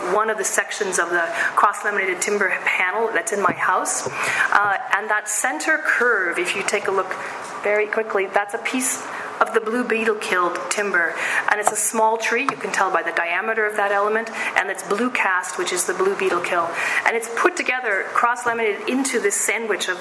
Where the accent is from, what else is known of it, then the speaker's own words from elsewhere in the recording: Seattle, Washington, United States; I am from Seattle, and I'm also a third-generationer Pacific Northwesterner, and it's relevant for a lot of reasons, but mostly because I grew up in the woods or very near the woods